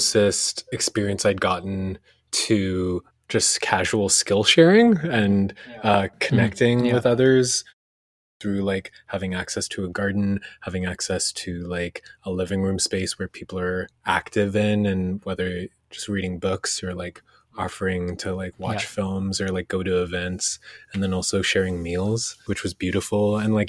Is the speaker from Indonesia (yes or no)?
yes; Indonesia; born there; But even where I was born in Indonesia, the village mindset of people over there